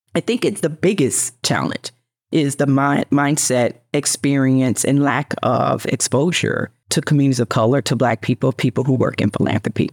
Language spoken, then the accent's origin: English; Memphis, Tennessee, United States; I was born and raised in poverty in Memphis